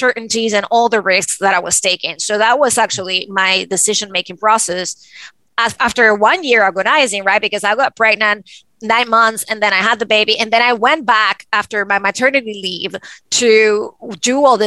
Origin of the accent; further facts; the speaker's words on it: Venezuela; moved away; me growing up in Venezuela